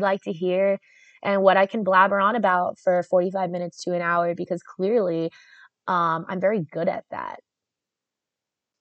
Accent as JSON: {"language": "English", "region": "South Florida", "country": "United States", "said": "I'm from South Florida, which is North Central America."}